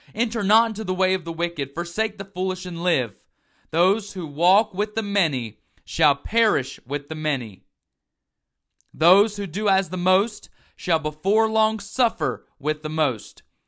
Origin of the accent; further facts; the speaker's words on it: the South, United States; growing up in the South, as myself